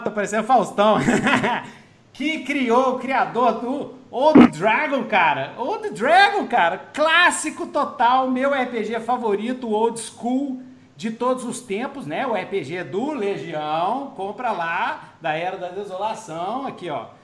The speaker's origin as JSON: {"language": "Portuguese", "region": "Minas Gerais", "country": "Brazil", "said": "eu sou mineiro que fala uai"}